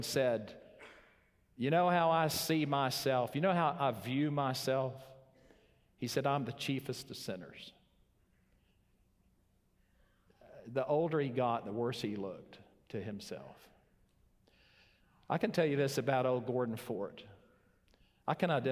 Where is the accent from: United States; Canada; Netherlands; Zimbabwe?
Zimbabwe; growing up in Zimbabwe